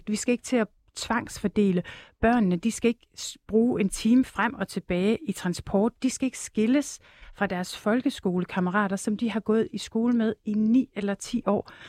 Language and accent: Danish; Jutland, Denmark; Det er nok ikke så attraktivt øh, nogen steder i Jylland. Der hvor jeg er opvokset, der er i hvert fald langt imellem øh, folkeskolerne.